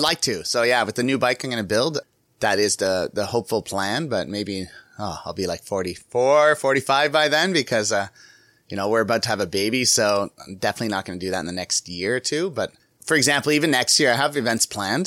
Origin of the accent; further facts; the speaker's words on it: Canada; I'm from Canada